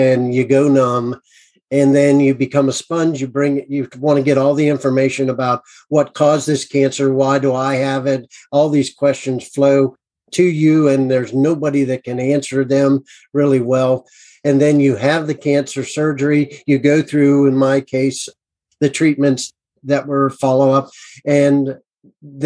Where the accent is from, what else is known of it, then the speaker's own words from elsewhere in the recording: United States; I'm an American